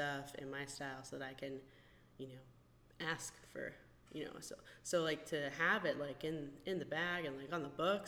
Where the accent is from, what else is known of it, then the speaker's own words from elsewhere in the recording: South Florida, United States; growing up in South Florida